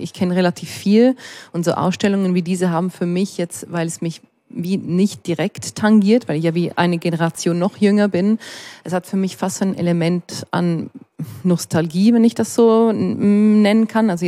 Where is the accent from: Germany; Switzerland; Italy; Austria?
Switzerland; Ticino; Also wir sind Tessiner, also Schweizer, und ihr seid Italiener, obwohl wir die gleiche Sprache sprechen.